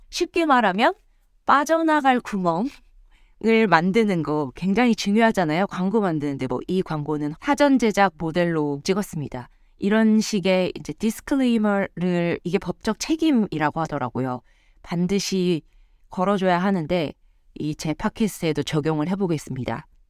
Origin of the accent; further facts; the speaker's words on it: South Korea; moved away as an adult; now in United States; 저는 정말 찐 한국인이고 한국에서 모든 고등 교육 과정을 다 겪었고 다 커서 미국으로 온 사례라